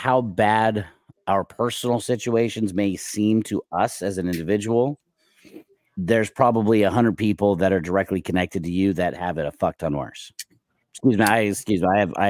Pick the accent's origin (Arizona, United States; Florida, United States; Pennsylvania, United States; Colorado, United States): Arizona, United States; Scottsdale; now in Southeast Valley, Arizona, United States; I grew up in Scottsdale. When we first moved out here, my family moved out here in 1993. We moved straight to Scottsdale. And later in life, I moved back to Scottsdale with my wife and a couple kids.